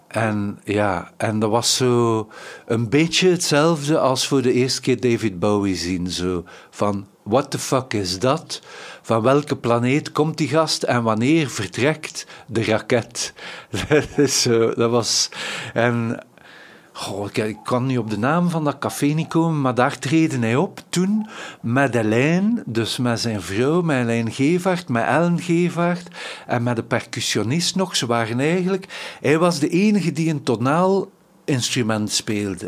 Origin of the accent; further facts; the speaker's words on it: Ghent, Flanders, Belgium; als Gentse eh, jongens en meisjes